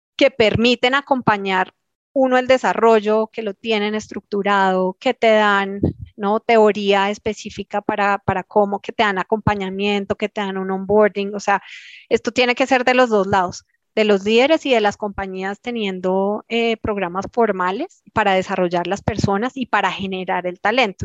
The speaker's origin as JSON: {"language": "Spanish", "country": "Colombia"}